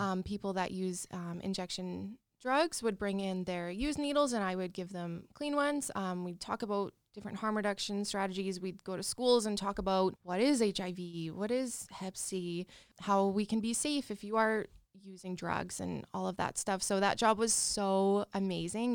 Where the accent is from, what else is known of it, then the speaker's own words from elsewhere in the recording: Regina, Saskatchewan, Canada; also born or lived in Calgary; I'm born and raised in Regina